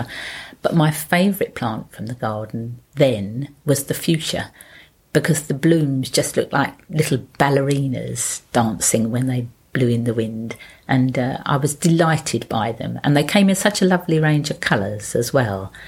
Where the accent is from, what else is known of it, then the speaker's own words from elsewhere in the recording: London, United Kingdom; also born or lived in Chingford; I grew up in London Borough of Waltham Forest in the flats in Gordon Avenue in Hyams Park until I was nine, and then we moved only a few roads away to the avenue in Hyams Park